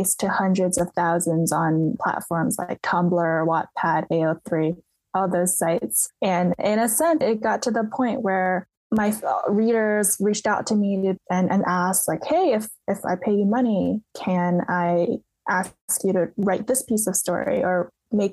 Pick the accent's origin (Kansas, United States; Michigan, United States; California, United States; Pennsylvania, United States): California, United States; the Bay Area; I grew up in the Bay Area